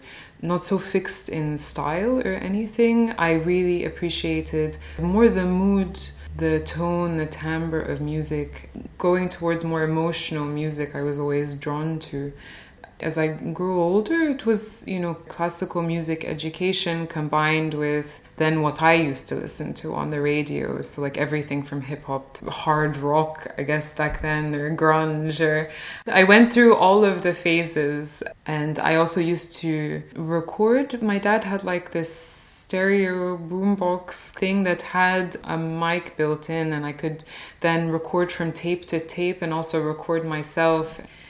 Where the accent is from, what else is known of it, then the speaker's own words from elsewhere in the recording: United States; I only started to listen to them when I was growing up in the States, and then more recently when I was in Cairo.